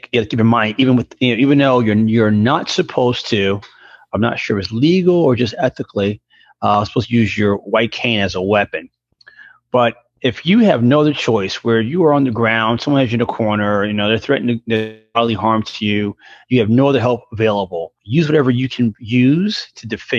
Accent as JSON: {"language": "English", "town": "New York City", "region": "New York", "country": "United States", "tie": "born or raised there", "said": "Growing up in New York City"}